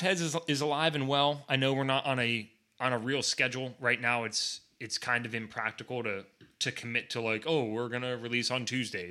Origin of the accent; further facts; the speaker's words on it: Pennsylvania, United States; moved away; we're originally from PA